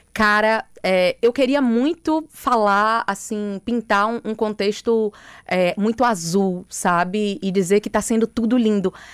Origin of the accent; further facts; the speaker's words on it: Bahia, Brazil; aqui na minha terra